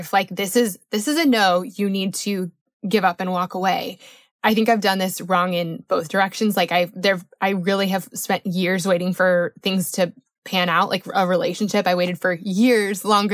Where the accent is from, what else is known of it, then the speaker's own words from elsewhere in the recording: Colorado, United States; I grew up in Colorado